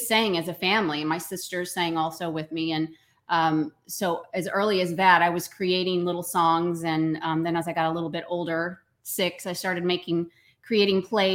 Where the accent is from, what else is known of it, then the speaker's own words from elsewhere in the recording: Tyler, Texas, United States; I was born in Tyler, Texas.